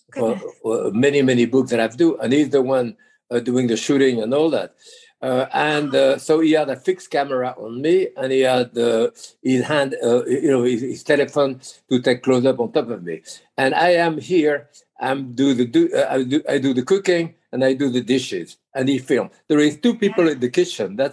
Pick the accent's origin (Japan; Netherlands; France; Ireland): France; accent: Connecticut; English is a second language; now in United States; Uh, I'm certainly much more American now than French. Oh, and wow. my accent is more Connecticut than New York, of course.